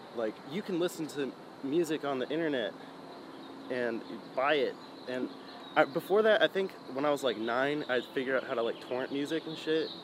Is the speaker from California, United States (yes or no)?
yes; San Jose, California, United States; I was born in San Jose, uh, grew up there